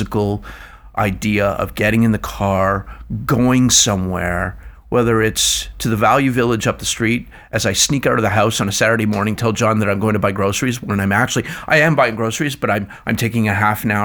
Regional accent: Scotland, United Kingdom; now in Ontario, Canada; I'm a Scotsman.

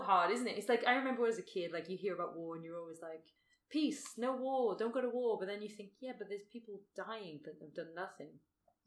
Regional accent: United Kingdom; now in Australia; I'm British

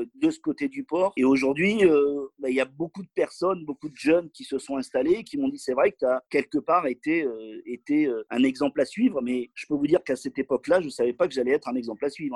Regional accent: Toulouse, Occitania, France; now in Marseille, France; je suis pas Marseillais d'origine, je suis Toulousain

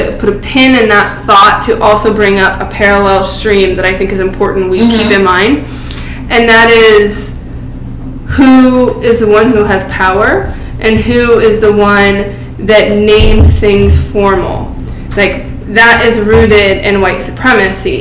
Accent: Silicon Valley, California, United States; coming from Silicon Valley and watching my hometown getting taken over by tech

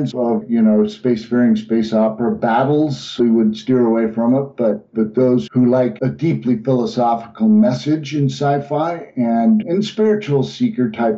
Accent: Salt Lake City, Utah, United States; now in Colorado, United States; I'm originally from the Salt Lake City area, but I'm now in Colorado

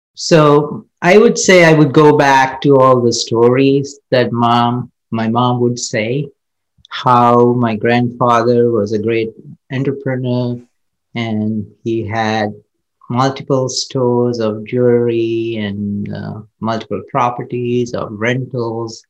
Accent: Kandy, Central Province, Sri Lanka; I grew up in Sri Lanka, Kandy um, it's the central part of Sri Lanka.

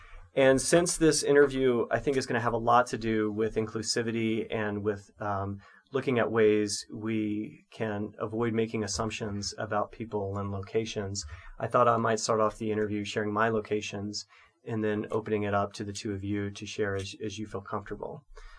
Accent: South Korea; I identify as a queer person of color. I'm from South Korea originally.

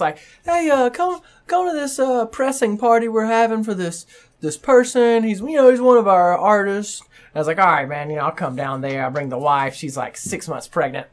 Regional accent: the South, United States; now in Omaha, United States; I'm from the South

